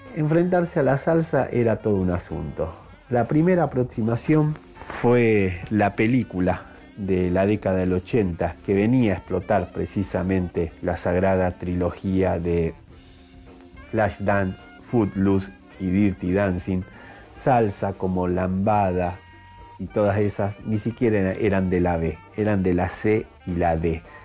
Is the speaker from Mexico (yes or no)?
no; Buenos Aires Province, Argentina; nosotros que nos creíamos los Patrick del conurbano, terminamos siendo los Robocop argentinos